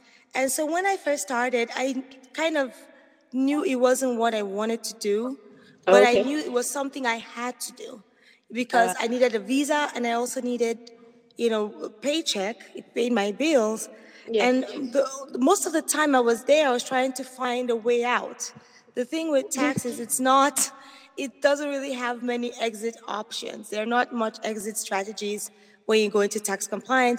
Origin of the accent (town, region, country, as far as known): Nigeria; moved away as an adult; now in United States